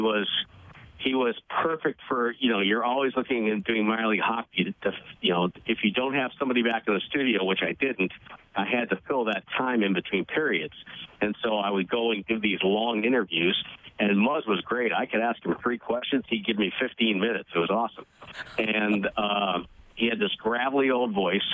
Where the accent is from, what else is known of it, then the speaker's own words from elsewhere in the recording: New England, United States; now in San Francisco Bay Area, United States; I grew up in New England, therefore that's my my disgust at anything Montreal Canadiens